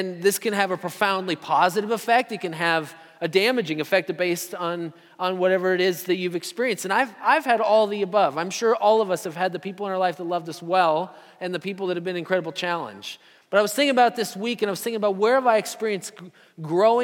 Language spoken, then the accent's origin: English; Story City, Iowa, United States; I even drove through my hometown, Story City, Iowa